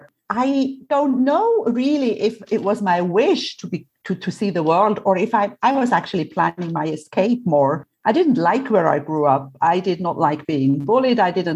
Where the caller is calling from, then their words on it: Cyprus; I am in Cyprus where it's still about, 40 degrees.